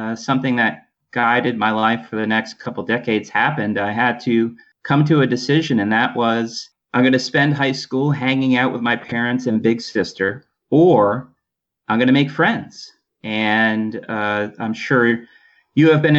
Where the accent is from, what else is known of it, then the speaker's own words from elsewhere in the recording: Poughkeepsie, New York, United States; also born or lived in Adirondack Mountains, New York; I grew up in Poughkeepsie, New York.